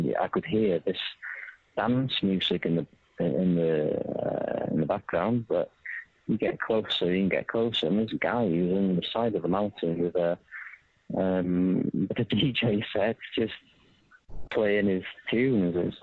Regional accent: Wales, United Kingdom; I'm Welsh

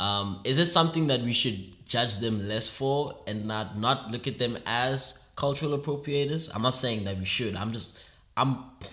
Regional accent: Rondebosch, Western Cape, South Africa; I grew up in the middle class environment. Mm. I grew up in Rondebosch

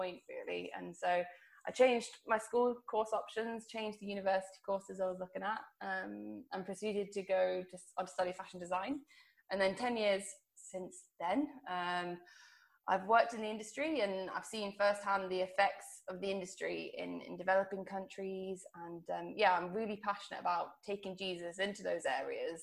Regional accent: Guernsey; I'm originally from Guernsey, a little island.

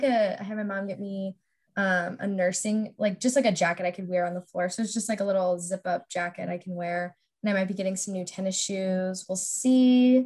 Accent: St. Louis, Missouri, United States; moved away as an adult; I'm a senior nursing major. I'm from St. Louis

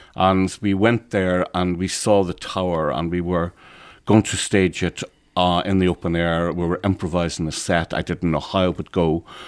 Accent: Ulster, Ireland; as an Irishman from the north of Ireland, as an Ulsterman who is not part of the six counties

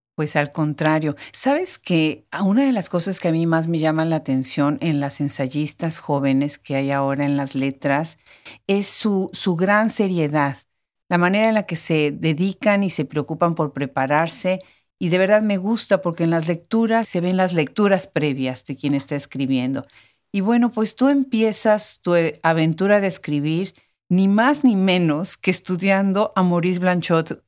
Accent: Puebla, Mexico; Yo soy originariamente, yo soy de Puebla

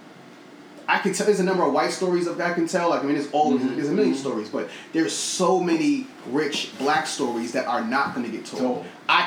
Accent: New York City, New York, United States; My family's from Brooklyn, born and raised

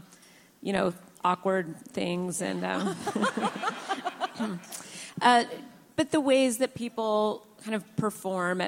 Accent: Seattle, Washington, United States; now in Portland, United States; this is my hometown

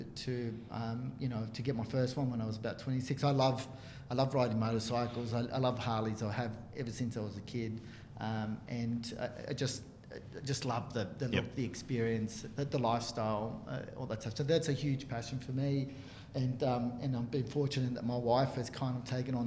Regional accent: Chile; now in Australia; I was born in Chile and you know, grew up with it as a cultural thing, as well as a kind of the predominant sport where I grew up

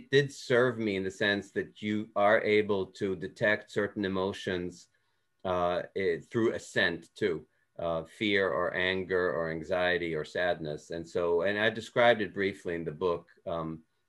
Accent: Switzerland; moved away; I grew up in Switzerland and Swiss German is kind of a dialect

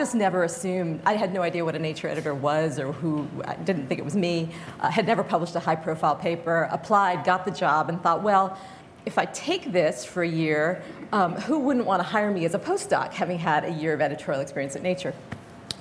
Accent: Fairbanks, Alaska, United States; moved away; I grew up in Fairbanks, Alaska

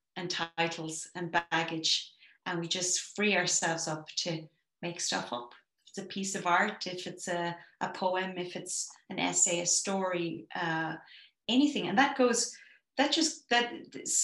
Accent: Ireland; as an Irish person

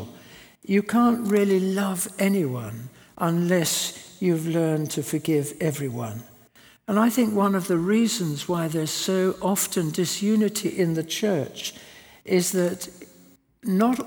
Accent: South Africa; moved away; I was brought up in South Africa

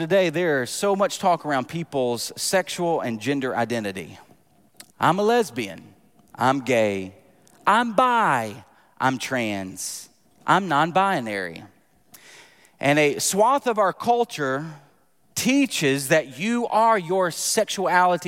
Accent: United States; I love living in America. I love being an American citizen.

